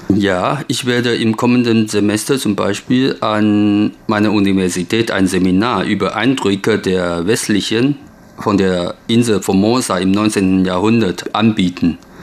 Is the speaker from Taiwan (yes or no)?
yes; Taiwan; German is a second language; also born or lived in Germany; Erst mit 42 habe ich mich zum ersten Mal so gründlich über meine eigene Heimat informiert